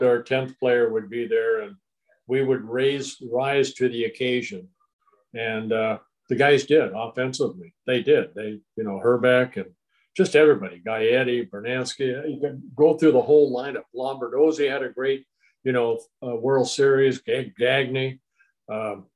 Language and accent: English; Anaheim, California, United States; also born or lived in Netherlands / Canada / Paramount, California / Garden Grove, California; I grew up right there in Anaheim